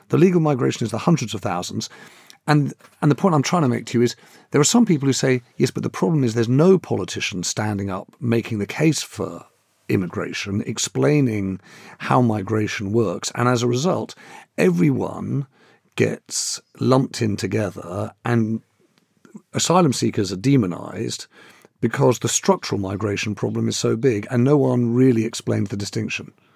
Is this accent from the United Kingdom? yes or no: yes; London, United Kingdom; I'm a Londoner